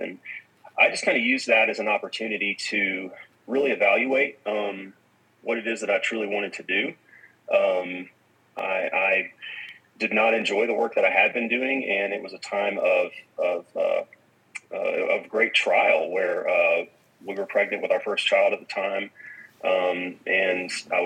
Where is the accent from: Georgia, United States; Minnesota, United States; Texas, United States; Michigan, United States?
Georgia, United States; Atlanta; I grew up in the Atlanta area